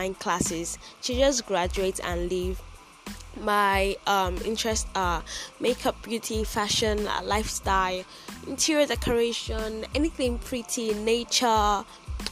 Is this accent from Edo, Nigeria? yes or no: yes; Edo, Nigeria; I am Nigerian. I am from Edo State.